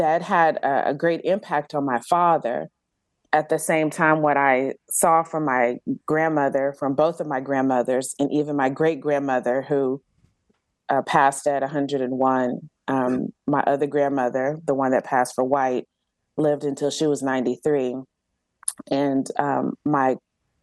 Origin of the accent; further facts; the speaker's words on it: Galveston, Texas, United States; now in Georgia, United States; I grew up on Galveston Island, which is an actual island off the coast of Texas.